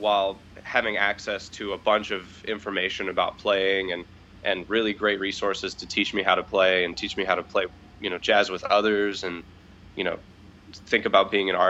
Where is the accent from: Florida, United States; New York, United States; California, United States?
Florida, United States; Tallahassee; I'm from Tallahassee, Florida, born and raised.